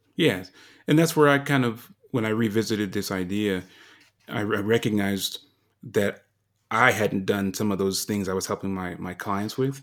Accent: Colorado, United States; moved away as an adult; also born or lived in Japan; to come to Colorado, you know, my home state

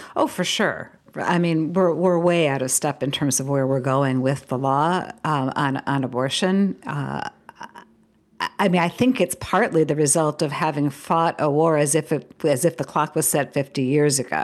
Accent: United States; an American living in this moment

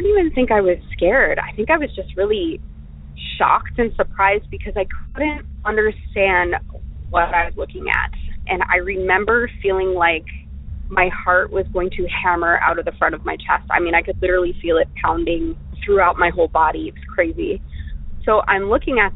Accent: Florida, United States; moved away; I was raised in Florida

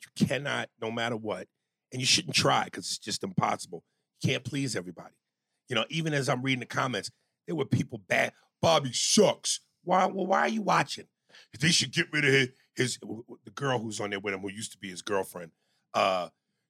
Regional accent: New York, United States; I'm from New York

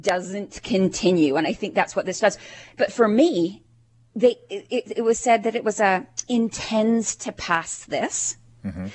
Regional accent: Canada; We as Canadians

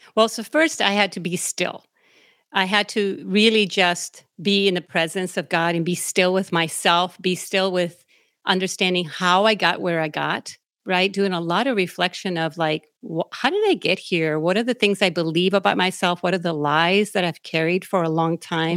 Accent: Naranjito, Puerto Rico; now in United States; I was born and raised in Naranjito, Puerto Rico, which is out in the middle of the mountains in Puerto Rico

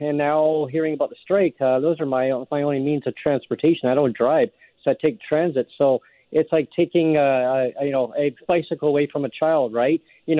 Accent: Langley, British Columbia, Canada; now in Victoria, Canada; I grew up in Langley.

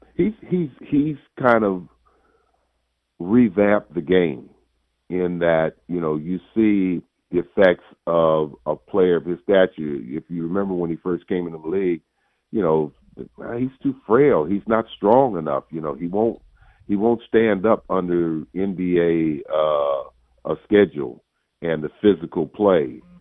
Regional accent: Bay Area, California, United States; I'm from the Bay Area

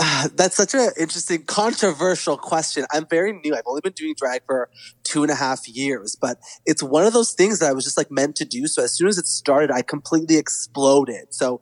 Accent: Whitby, Ontario, Canada; now in Toronto, Canada; So I grew up in Whitby, Ontario, which is like 45 minutes to an hour outside of Toronto. And now I live in Toronto.

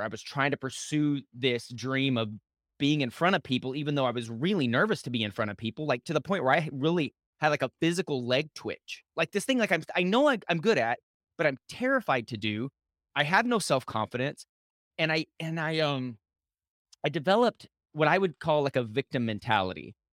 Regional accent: Lubbock, Texas, United States; I grew up in West Texas, in Lubbock, Texas

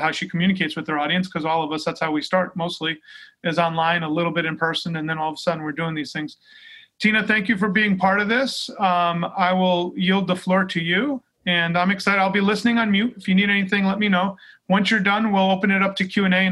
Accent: Long Island, New York, United States; I'm from Long Island

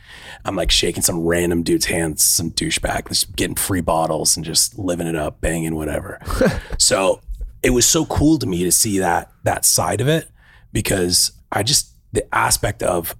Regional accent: Orange County, California, United States; I'm originally from Orange County.

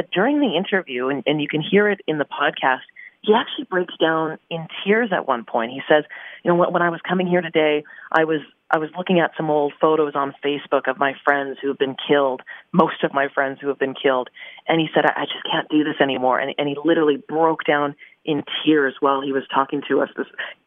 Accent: Surrey, British Columbia, Canada; I grew up in British Columbia near Surrey

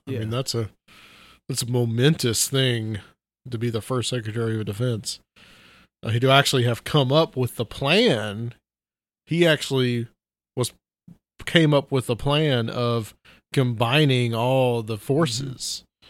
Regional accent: Chattanooga, Tennessee, United States; moved away as an adult; also born or lived in Atlanta / Nashville; I've lived in Nashville now for 15 years. I lived in Atlanta 3 years before that. I'm from Chattanooga.

